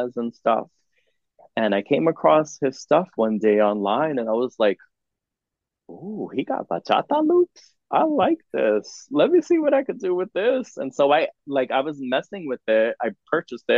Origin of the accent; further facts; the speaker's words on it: United States; I'm an artist from America